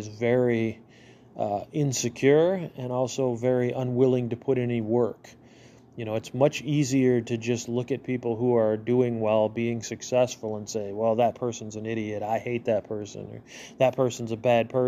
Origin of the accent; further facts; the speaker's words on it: United States; as an American